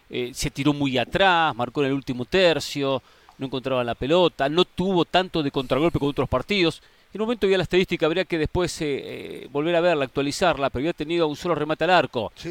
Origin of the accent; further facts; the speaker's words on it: Argentina; La primera, como argentino, la sensación clara que Marruecos es menos que Francia.